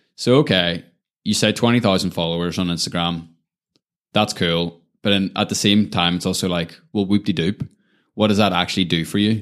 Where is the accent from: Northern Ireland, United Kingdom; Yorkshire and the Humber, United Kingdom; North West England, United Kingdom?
Northern Ireland, United Kingdom; Lisburn; moved away as an adult; also born or lived in Belfast / New York City; Always grew up in kind of that Lisburn environment